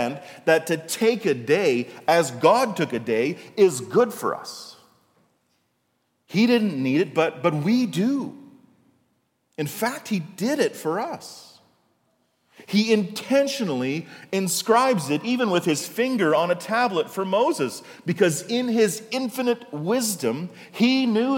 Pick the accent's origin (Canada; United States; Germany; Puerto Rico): Canada; when I was a kid in the 80s, right, not so long ago, in my hometown, there was no shopping on Sundays. The only stores open on Sundays were corner stores or gas stations. In fact, in Canada, up until the 80s, there was what was called the Lord's Day Act.